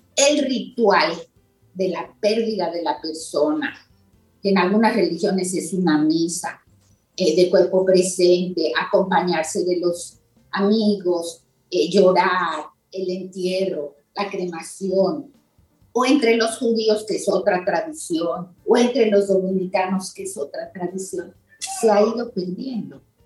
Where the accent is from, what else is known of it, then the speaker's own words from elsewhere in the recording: Mexico; yo soy mexicana